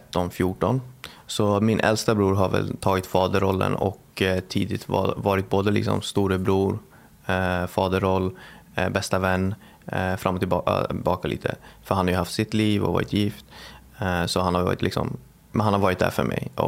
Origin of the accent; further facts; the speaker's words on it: Bagarmossen, Stockholm County, Sweden; Eh, Bagarmossen.